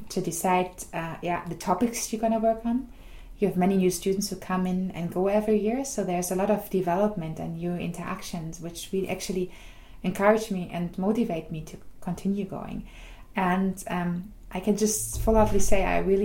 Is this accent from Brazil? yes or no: no; Germany; moved away as an adult; now in Groningen, Netherlands; I'm originally from Germany.